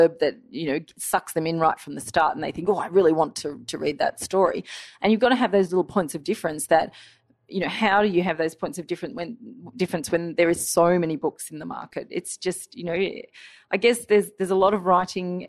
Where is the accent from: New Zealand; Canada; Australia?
Australia; my childhood growing up in Australia